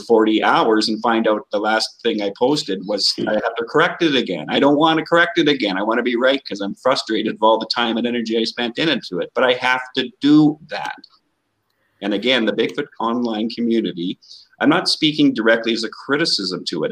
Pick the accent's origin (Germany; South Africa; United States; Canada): Canada; I'm from Canada.